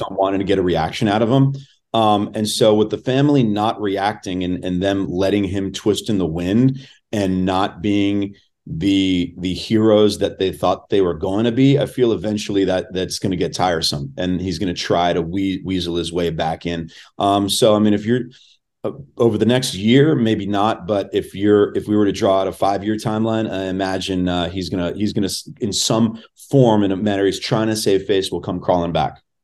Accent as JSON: {"language": "English", "town": "Los Angeles", "region": "California", "country": "United States", "tie": "born or raised there", "said": "I was born and raised in Los Angeles."}